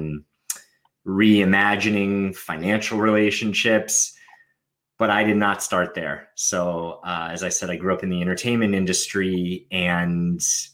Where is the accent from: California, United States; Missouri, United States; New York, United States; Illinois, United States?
California, United States; Los Angeles; I grew up in Los Angeles in the entertainment industry.